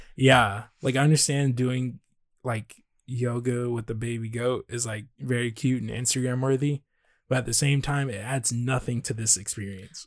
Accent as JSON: {"language": "English", "region": "Texas", "country": "United States", "said": "we're from Texas"}